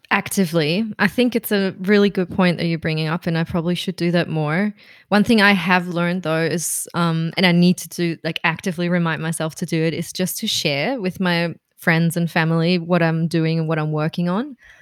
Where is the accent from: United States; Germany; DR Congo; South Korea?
Germany; Berlin; moved away as an adult; now in Melbourne, Australia; I'm from Berlin originally